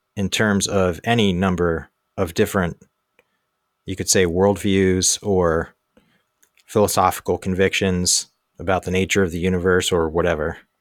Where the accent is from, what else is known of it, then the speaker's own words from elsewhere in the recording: Baltimore, Maryland, United States; moved away as an adult; also born or lived in Asia / Europe; now in Susquehanna Valley, Pennsylvania, United States; I was born and raised in Baltimore